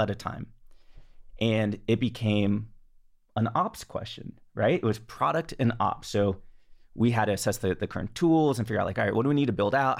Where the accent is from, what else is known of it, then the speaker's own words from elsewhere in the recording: the Bay Area, California, United States; also born or lived in Los Angeles, United States; I grew up in the Bay